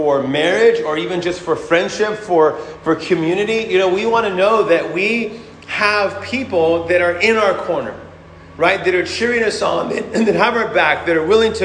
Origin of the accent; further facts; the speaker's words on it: United States; we as American citizens